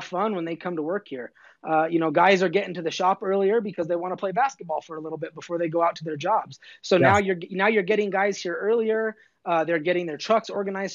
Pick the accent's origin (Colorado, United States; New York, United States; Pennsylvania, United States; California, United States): Colorado, United States; Southern; now in Denver, United States; growing up in Southern Colorado